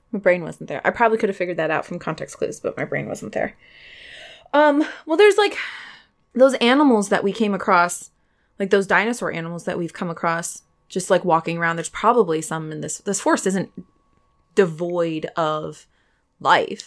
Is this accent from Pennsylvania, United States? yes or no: yes; Pennsylvania, United States; I'm from the cities of Pennsylvania